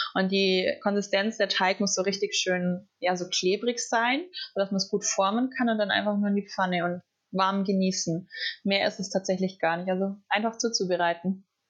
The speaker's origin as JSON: {"language": "German", "region": "Southern Germany", "country": "Germany", "also_born_or_lived": "Colombia", "said": "ich komme aus dem Süden von Deutschland"}